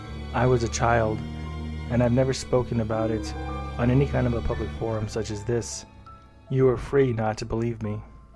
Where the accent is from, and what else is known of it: San Diego, California, United States; born or raised there